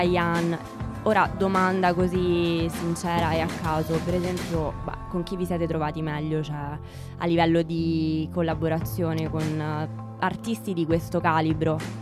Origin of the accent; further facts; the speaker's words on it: Rome, Lazio, Italy; sono di Roma